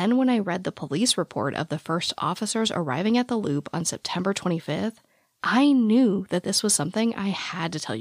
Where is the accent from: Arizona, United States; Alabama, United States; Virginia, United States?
Arizona, United States; growing up in the Arizona desert